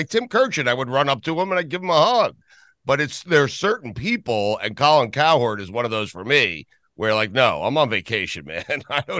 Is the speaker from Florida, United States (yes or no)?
yes; Miami, Florida, United States; I was from Miami.